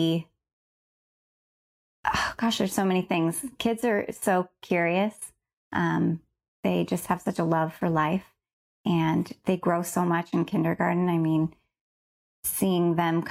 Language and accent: English; Paradise, California, United States; also born or lived in Chico; I was born and raised in Paradise.